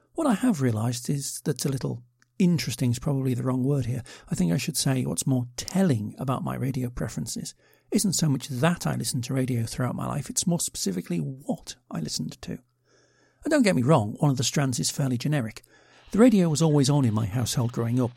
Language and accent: English; United Kingdom; I'm British